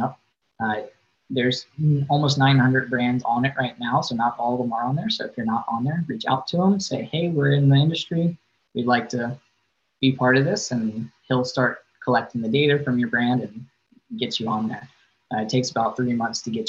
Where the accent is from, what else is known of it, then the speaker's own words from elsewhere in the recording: Virginia, United States; moved away as an adult; now in Arizona, United States; I grew up in Virginia